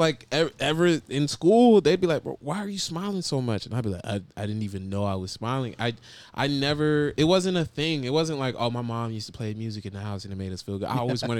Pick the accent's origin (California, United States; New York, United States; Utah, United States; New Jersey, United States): New Jersey, United States; moved away; also born or lived in Florida; especially when I moved from Jersey to Florida.